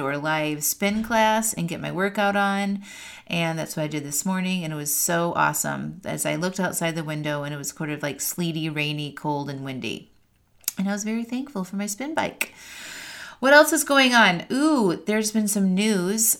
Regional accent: outside of Chicago, Northwest Indiana, United States; moved away as an adult; also born or lived in California / Seattle, Washington; now in North Carolina, United States; I grew up in the Midwest outside of Chicago in Northwest Indiana

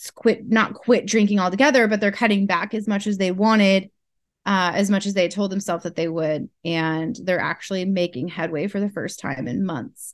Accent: Northern California, United States; moved away as an adult; now in Alaska, United States; I'm from California originally, uh, Northern California

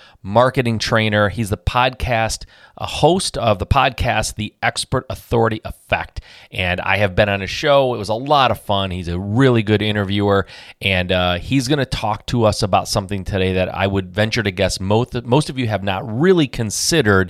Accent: Michigan, United States; I'm from Michigan.

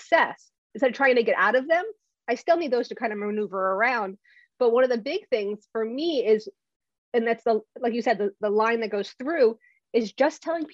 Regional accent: New Jersey, United States; I'm from Jersey

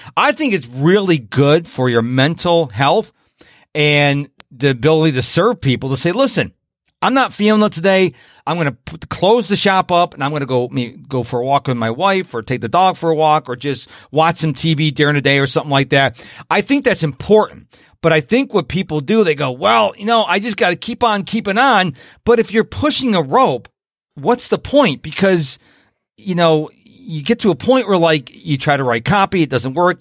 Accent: Rochester, New York, United States; now in Houston, United States; when I was growing up in Rochester, New York

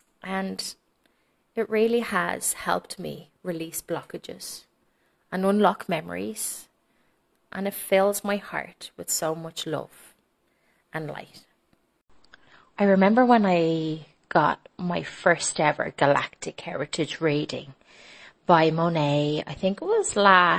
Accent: Dublin, Leinster, Ireland; now in Madrid, Spain; I'm from Dublin, Ireland

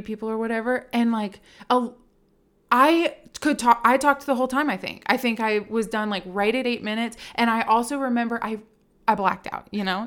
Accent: Richmond, Virginia, United States; moved away as an adult; now in Nashville, United States; I was born and raised in Richmond, Virginia

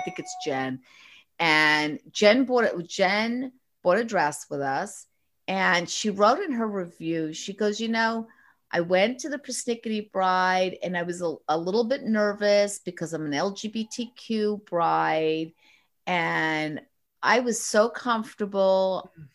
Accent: New York, United States; I'm a Northeasterner. I'm a New Yorker.

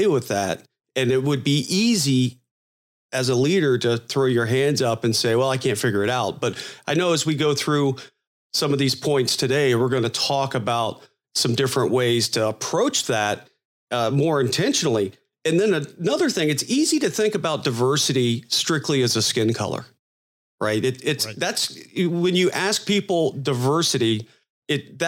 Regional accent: Florida, United States; I'm from Florida

